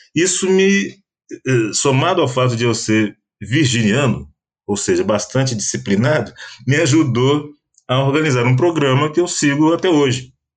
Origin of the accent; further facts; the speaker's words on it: Brazil; eu posso me colocar como brasileiro negro